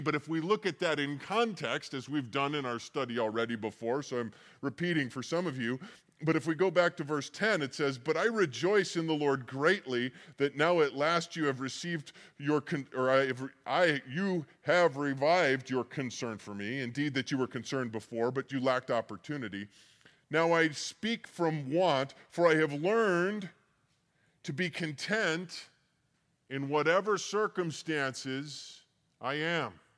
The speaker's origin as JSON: {"language": "English", "region": "Colorado", "country": "United States", "tie": "born or raised there", "said": "I'm used to, like, the Colorado River, growing up in Colorado"}